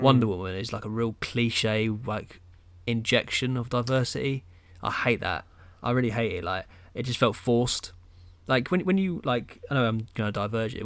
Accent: England, United Kingdom; being a Englishman.

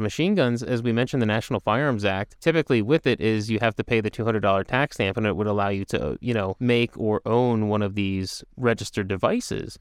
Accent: United States; being an American

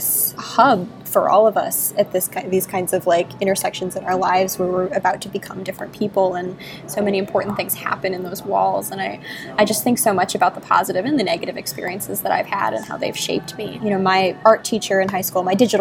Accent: South Florida, United States; I grew up in South Florida

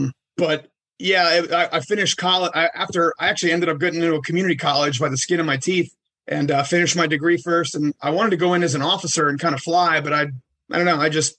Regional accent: Washington, District of Columbia, United States; I'm from Washington, D.C.

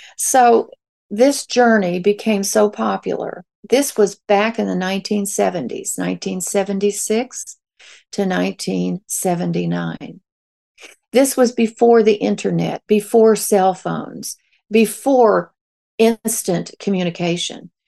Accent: Ozarks of Missouri, United States; moved away as an adult; also born or lived in New Orleans; I grew up in the Ozarks of Missouri as a very poor hillbilly.

